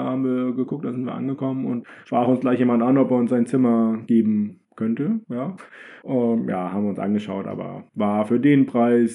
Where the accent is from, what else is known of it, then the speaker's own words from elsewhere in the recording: Germany; als äh, Deutsche